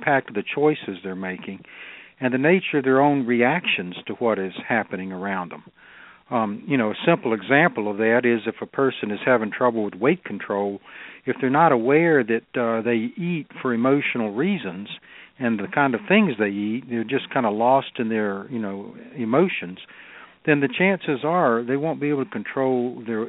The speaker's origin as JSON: {"language": "English", "region": "North Carolina", "country": "United States", "tie": "born or raised there", "also_born_or_lived": "Southern California", "said": "I was born and raised here in North Carolina"}